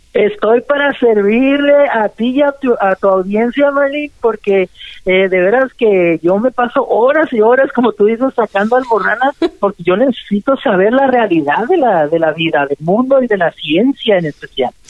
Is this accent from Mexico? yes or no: yes; Mexicali, Baja California, Mexico; Yo crecí, ¿verdad?, toda mi infancia ya en Mexicali, en la California